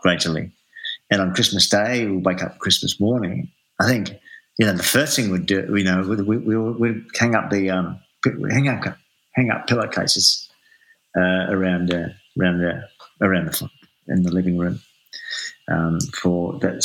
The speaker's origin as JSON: {"language": "English", "town": "Adelaide", "region": "South Australia", "country": "Australia", "tie": "born or raised there", "moved": "yes", "lives_now": "Melbourne, Australia"}